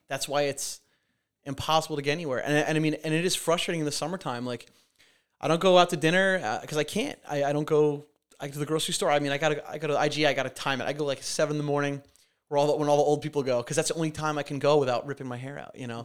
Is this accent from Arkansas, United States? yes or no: no; Montauk, New York, United States; I'll never be able to buy a house in my hometown